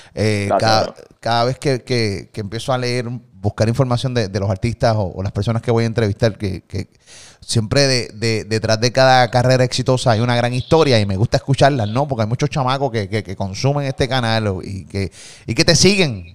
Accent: Puerto Rico; de Puerto Rico

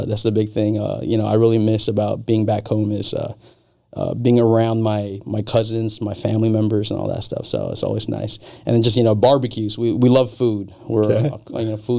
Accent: Guam; moved away as an adult; also born or lived in Texas / Minot, North Dakota; now in Iowa, United States; Growing up on Guam, I'm originally from Guam. Love it out there, you know, beautiful blue waters of Guam. My family's out there

